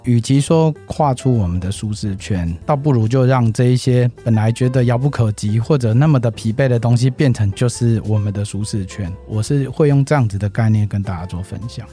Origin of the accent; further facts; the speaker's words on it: Kaohsiung, Taiwan; 我本身我是南部人，我在高雄长大